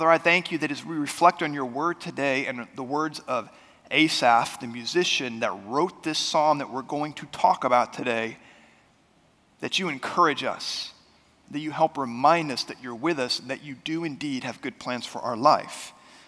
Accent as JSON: {"language": "English", "country": "United States", "tie": "born or raised there", "moved": "yes", "lives_now": "Oklahoma, United States", "said": "I grew up right outside of Washington, D.C."}